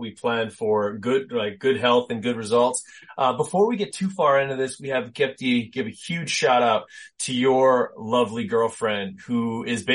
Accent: Canada; also born or lived in Winnipeg; a fellow Canadian

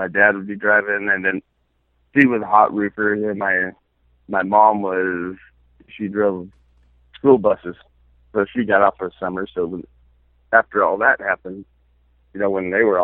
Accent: Hangtown, California, United States; my hometown.

